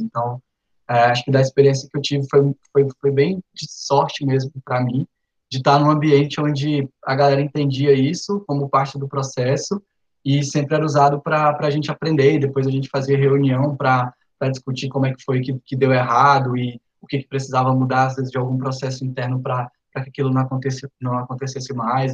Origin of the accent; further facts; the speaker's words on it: Araguatins, Tocantins, Brazil; also born or lived in Recife; Sou tocantinense do Bico do Papagaio, no interior do estado, em Araguatins